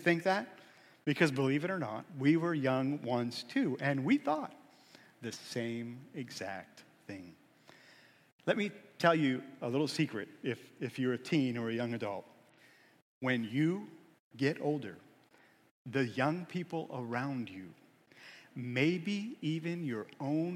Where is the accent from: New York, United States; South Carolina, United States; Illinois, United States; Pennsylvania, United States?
Pennsylvania, United States; Erie; I grew up in Erie